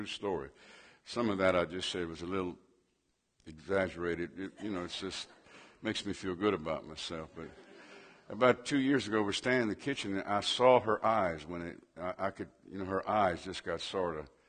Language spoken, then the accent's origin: English; Cajun, Louisiana, United States; I'm a Cajun.